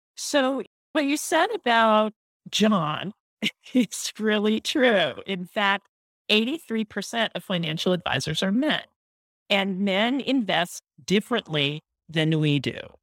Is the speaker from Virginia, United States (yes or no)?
no; San Francisco Bay Area, California, United States; I grew up in the San Francisco Bay Area